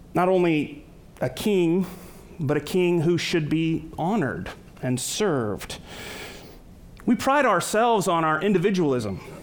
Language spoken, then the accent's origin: English; United States; many of us American Christians